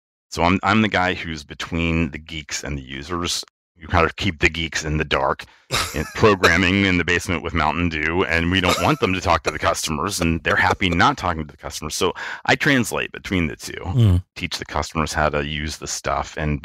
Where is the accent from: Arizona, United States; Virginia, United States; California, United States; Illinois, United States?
Virginia, United States; Richmond; moved away as an adult; I am from the thriving metropolis of Richmond, Virginia. I grew up there, lived there for about 30 years, and then moved away for work